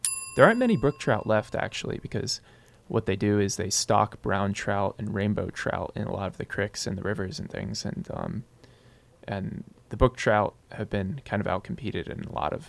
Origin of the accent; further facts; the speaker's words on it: Harrisburg, Pennsylvania, United States; I'm from Harrisburg, the capital of Pennsylvania.